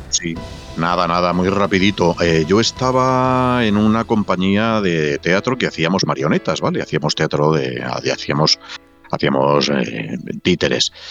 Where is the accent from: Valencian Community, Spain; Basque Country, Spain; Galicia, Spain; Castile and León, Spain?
Castile and León, Spain; Valladolid